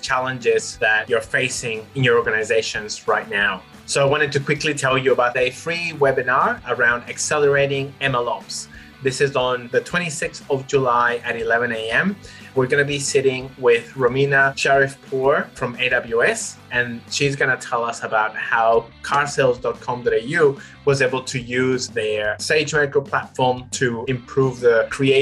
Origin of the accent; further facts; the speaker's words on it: Chile; moved away; I'm originally from Chile, and I grew up in the north of Chile, which is in the Atacama Desert